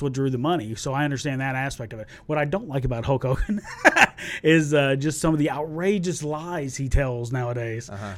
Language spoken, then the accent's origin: English; Tennessee, United States; also born or lived in Centralia, Illinois / Salem, Illinois; I was born there, and we lived in Salem, Illinois, till I was about 5 mm-hmm. and then my family moved down here to Tennessee when I was about six.